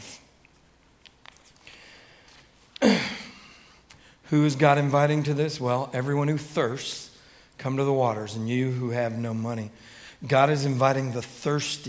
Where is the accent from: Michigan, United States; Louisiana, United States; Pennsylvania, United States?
Michigan, United States; Detroit; I grew up in Detroit, Michigan